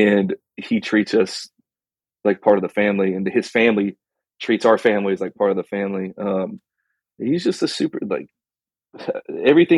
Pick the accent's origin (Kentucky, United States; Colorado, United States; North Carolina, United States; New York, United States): Colorado, United States; moved away; I'm originally from Colorado